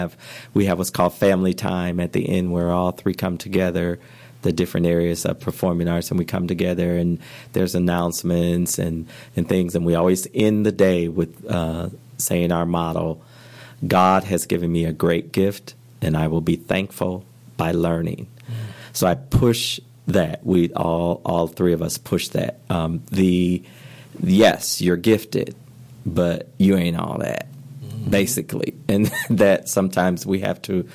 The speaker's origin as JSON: {"language": "English", "town": "Flint", "region": "Michigan", "country": "United States", "tie": "born or raised there", "said": "I grew up in Flint, Michigan"}